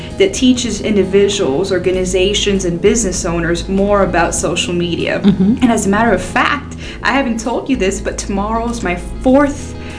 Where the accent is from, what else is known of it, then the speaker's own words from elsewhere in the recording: Miami, Florida, United States; moved away as an adult; now in Tennessee, United States; I'm from Miami, Florida originally, and we moved to Tennessee about 4.5 years ago for a job opportunity for my husband.